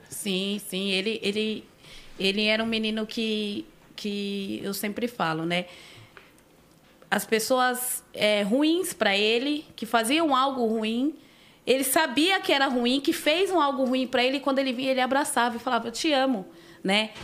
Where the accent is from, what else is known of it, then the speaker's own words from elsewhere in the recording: São Paulo, Brazil; Sou nascida em São Paulo, nasci no Hospital da Vila Maria